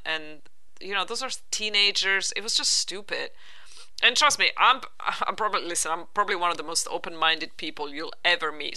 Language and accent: English; Italy; moved away; growing up in Italy